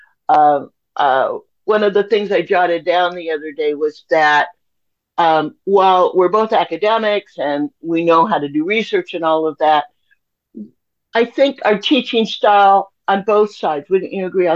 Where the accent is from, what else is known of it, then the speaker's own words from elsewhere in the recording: Los Angeles, California, United States; I grew up in West Los Angeles, very near to Santa Monica, in a pretty white neighborhood